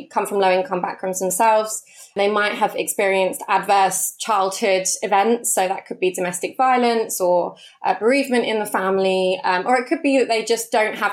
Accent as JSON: {"language": "English", "region": "London", "country": "United Kingdom", "tie": "born or raised there", "said": "So I am a born and bred Londoner, first and foremost. I grew up in Hounslow, West London"}